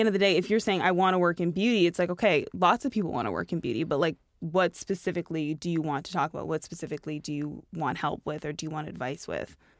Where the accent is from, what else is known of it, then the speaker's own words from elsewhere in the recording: Toronto, Ontario, Canada; I grew up in Toronto